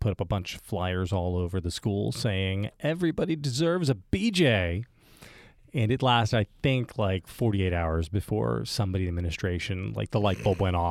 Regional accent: Morristown, New Jersey, United States; I grew up in Morristown.

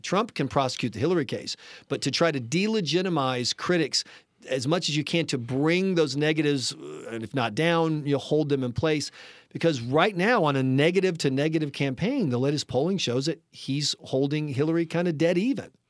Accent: South Carolina, United States; I'm from South Carolina

